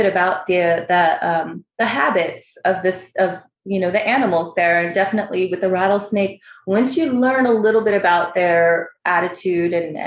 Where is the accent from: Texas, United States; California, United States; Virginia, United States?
California, United States; Palm Springs; now in Arizona, United States; I grew up in Palm Springs, California